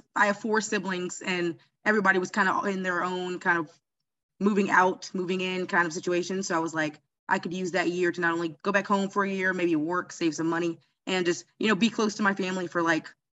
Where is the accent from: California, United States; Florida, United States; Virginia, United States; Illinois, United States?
Florida, United States; Jacksonville; also born or lived in Gainesville, Florida / Miami, Florida; I'm from Jacksonville, Florida